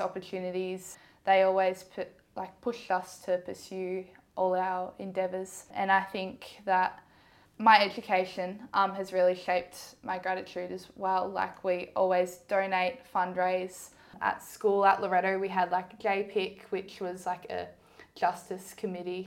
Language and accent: English; Ballarat, Victoria, Australia; I grew up in Ballarat. I've been here my whole life.